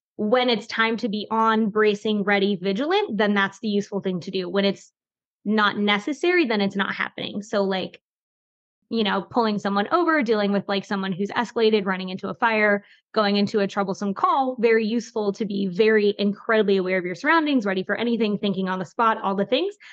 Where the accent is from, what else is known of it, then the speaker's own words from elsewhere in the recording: Florida, United States; now in North Carolina, United States; I grew up in Florida